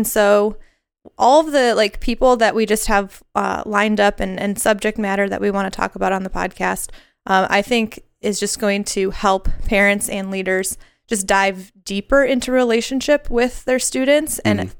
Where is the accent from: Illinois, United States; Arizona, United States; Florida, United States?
Illinois, United States; Lombard; So I grew up in the Chicago area, a suburb called Lombard. I went to Lombard East High School, the Rams.